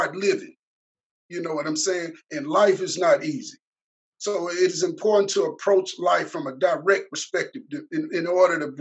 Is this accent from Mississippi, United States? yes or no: yes; Mississippi, United States; also born or lived in Chicago, Illinois; My hometown is Chicago, Illinois. But I was raised in Mississippi, specifically in the Golden Triangle area between West Point and Columbus, Mississippi